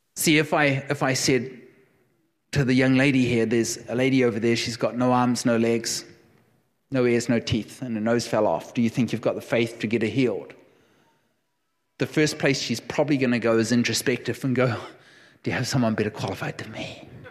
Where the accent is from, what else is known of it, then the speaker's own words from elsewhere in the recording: New Zealand; moved away; I am a New Zealander. I will never surrender. I will never surrender my passport. I am a New Zealander through and through